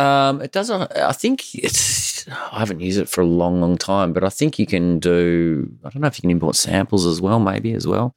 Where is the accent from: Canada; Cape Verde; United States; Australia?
Australia; I grew up in Australia